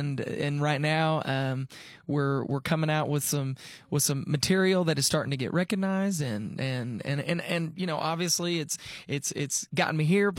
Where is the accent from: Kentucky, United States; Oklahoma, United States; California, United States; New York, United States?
Oklahoma, United States; moved away; also born or lived in Texas; Originally born and raised in Oklahoma.